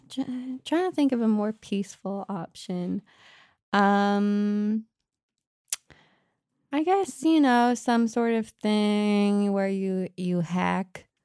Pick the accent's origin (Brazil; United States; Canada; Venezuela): Canada; However, I could also receive a degree at home in Canada at a university in a much larger city.